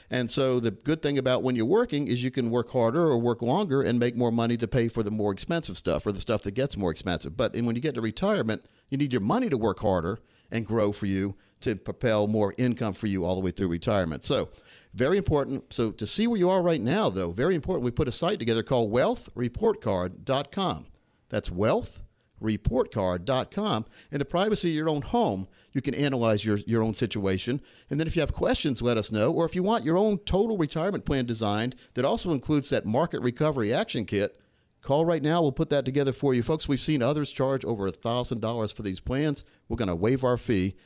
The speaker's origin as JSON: {"language": "English", "town": "Laurinburg", "region": "North Carolina", "country": "United States", "tie": "born or raised there", "said": "when I grew up back in Laurenburg, North Carolina"}